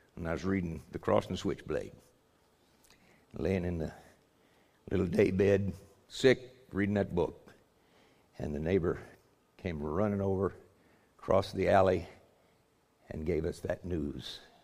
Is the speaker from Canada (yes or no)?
no; United States; we're Americans. I'm an American